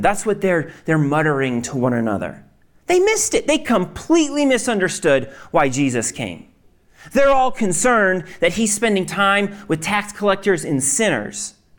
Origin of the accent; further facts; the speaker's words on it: Maine, United States; I'm from Maine